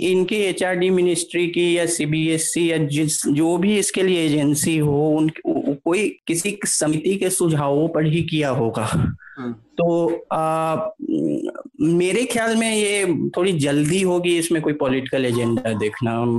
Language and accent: Hindi; Bihar, India; मैं, मैं ऐसे राज्य से आता हूँ जो कि खुद एक बहुत वायलेंट सोसाइटी है बिहार